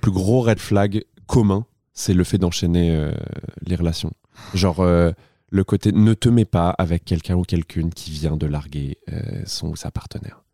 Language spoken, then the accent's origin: French; Tours, Centre-Val de Loire, France; moved away; also born or lived in Poitiers; je viens de Tours